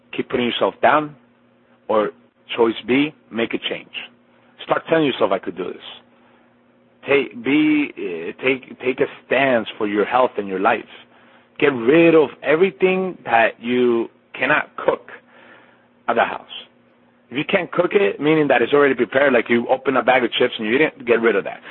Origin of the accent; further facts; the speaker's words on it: Colombia; moved away; being half Colombian, I was born in Colombia, in Colombia